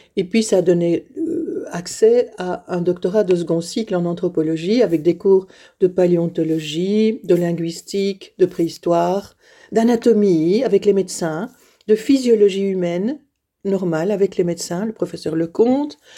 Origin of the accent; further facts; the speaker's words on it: Liège, Wallonia, Belgium; moved away as an adult; Je suis née à Liège. Euh, et j'ai vécu à Liège toute ma vie, enfin jusqu'à 21